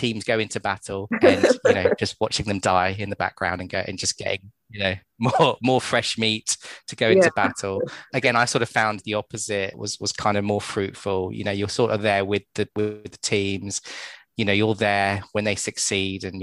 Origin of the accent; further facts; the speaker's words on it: United Kingdom; As British people over in the UK